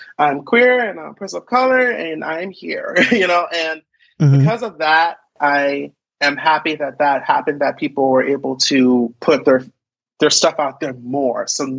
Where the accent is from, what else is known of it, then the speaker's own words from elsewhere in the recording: Philadelphia, Pennsylvania, United States; now in Seattle, United States; No, I am from Philadelphia.